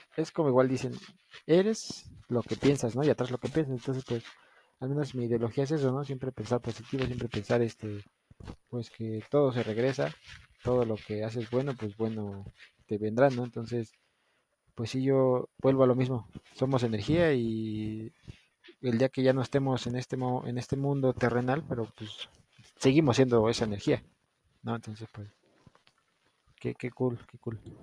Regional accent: Mexico; nos identifica como mexicanos, como cultura.

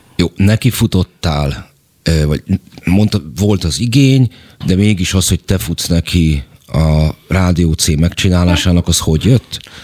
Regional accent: Budapest, Hungary; én a hetedik kerületben nőttem fel

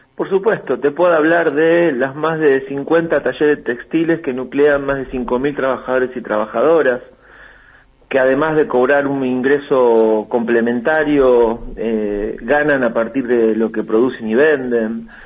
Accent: Argentina

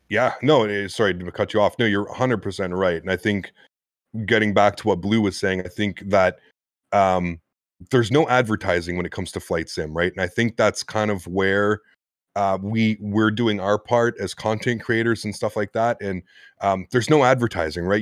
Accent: Canada; me being Canadian and half French Canadian

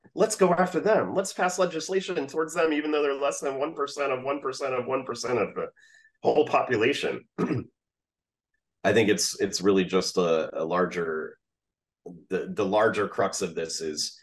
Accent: the South, United States; I grew up in the South.

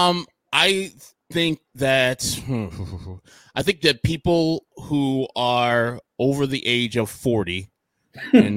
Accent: Carol Stream, Illinois, United States; I grew up in Carroll Stream in some apartments

